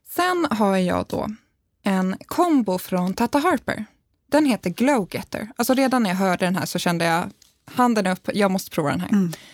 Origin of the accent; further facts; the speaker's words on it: Värmdö, Stockholm County, Sweden; Värmdö där jag kommer ifrån